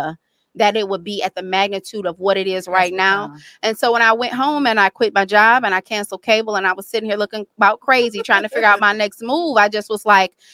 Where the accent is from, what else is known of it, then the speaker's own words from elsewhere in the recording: Detroit, Michigan, United States; moved away; also born or lived in Florida; born and raised here